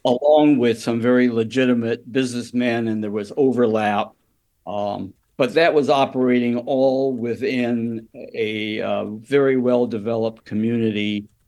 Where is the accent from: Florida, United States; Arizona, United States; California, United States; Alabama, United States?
California, United States; Oakland; when I was growing up in Chinatown in the forties and fifties